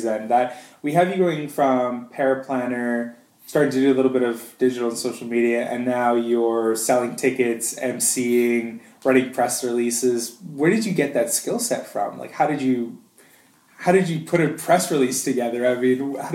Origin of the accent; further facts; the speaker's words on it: Canada; now in Australia; being a Canadian in Australia